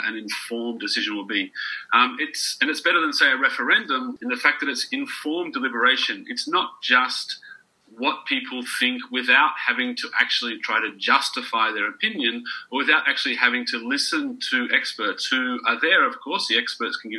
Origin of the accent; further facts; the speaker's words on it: Australia; now in Budapest, Hungary; I'm actually Australian, but I live in Budapest in Hungary